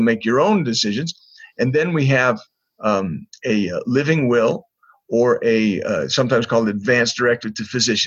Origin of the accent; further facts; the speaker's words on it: Corvallis, Oregon, United States; moved away as an adult; also born or lived in Utah; I was raised up in Corvallis, Oregon.